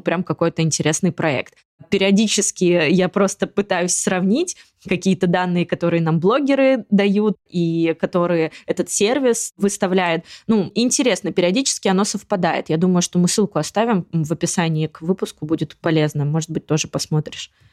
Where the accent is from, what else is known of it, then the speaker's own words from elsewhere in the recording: Tomsk, Tomsk Oblast, Russia; now in Moscow, Russia; я из Томска